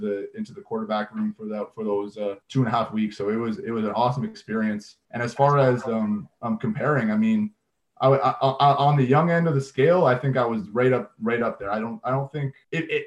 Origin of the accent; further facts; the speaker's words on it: Canada; I came out of high school. I went to U Sports, and I was Canadian